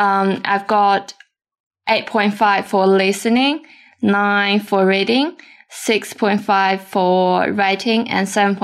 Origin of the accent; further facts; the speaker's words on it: China; English is a second language; also born or lived in Australia; from China.